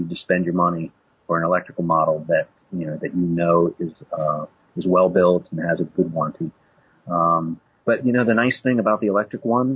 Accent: Midwest, United States; moved away; I come from the Midwest originally

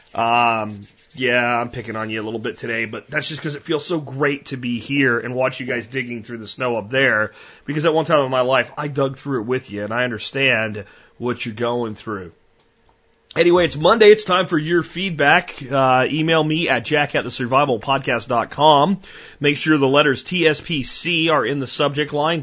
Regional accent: Pennsylvania mountains, United States; moved away; also born or lived in Florida; I grew up in the Pennsylvania mountains

